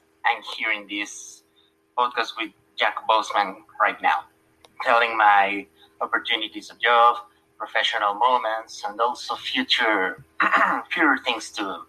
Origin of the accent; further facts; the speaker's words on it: Mexico City, Mexico; English is a second language; Yes, I'm from Mexico City with 35 years old.